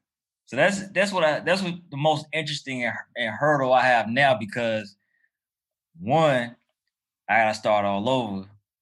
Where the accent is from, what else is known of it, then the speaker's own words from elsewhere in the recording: Durham, North Carolina, United States; now in Atlanta, United States; Durham, North Carolina, where I'm from